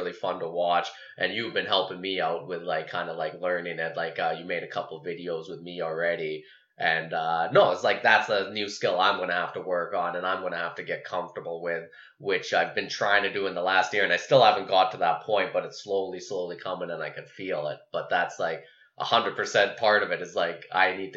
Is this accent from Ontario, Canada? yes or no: no; High River, Alberta, Canada; moved away; Okotoks, which is like right by where I grew up in High River